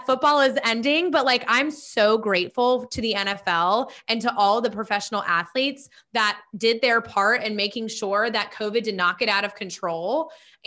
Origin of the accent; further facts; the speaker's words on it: Charlotte, North Carolina, United States; we grew up in Charlotte